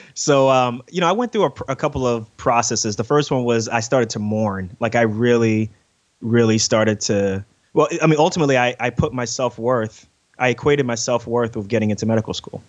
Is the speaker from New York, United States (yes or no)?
yes; New York City, New York, United States; moved away; also born or lived in Newark, New Jersey; I grew up in Queens, New York